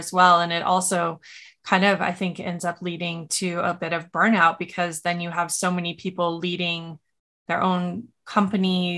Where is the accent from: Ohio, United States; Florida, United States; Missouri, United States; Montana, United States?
Montana, United States; I grew up in Montana